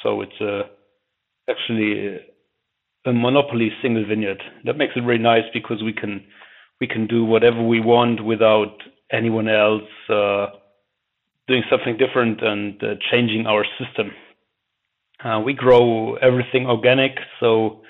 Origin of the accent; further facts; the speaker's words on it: Saxony, Germany; I'm a winemaker from Saxony. I took over my parents' winery in 2016